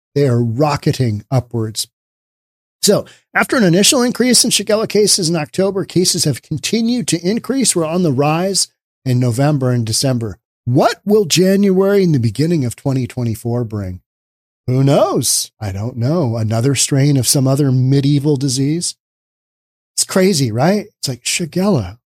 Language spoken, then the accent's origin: English; Seattle, Washington, United States; My hometown of Seattle